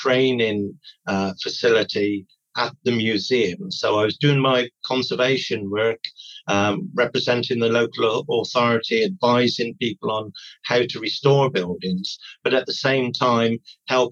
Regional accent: United Kingdom; restoring the vernacular buildings around the Welsh border area. And so I grew up working with him

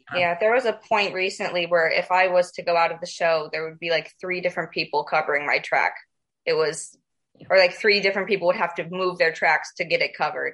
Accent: Lakewood Ranch, Florida, United States; moved away; I grew up in Lakewood Ranch and then I went to school at Pineview. So the Sarasota Bradenton area is home.

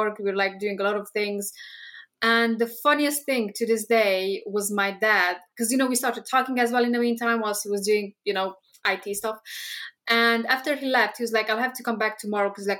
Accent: Romania; moved away as an adult; now in United Kingdom; we are both from Romania, which is Eastern Europe, from the same town. Basically, we've spent 8 years in the same town

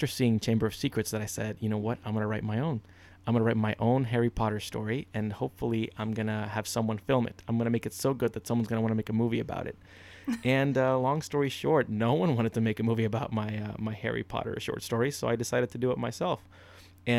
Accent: Honduras; moved away; I was living in Central America, which is where I was born. I was born in Honduras.

